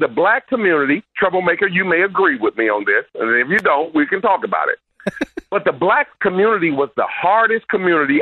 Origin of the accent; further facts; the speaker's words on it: Milwaukee, Wisconsin, United States; I'm born in Milwaukee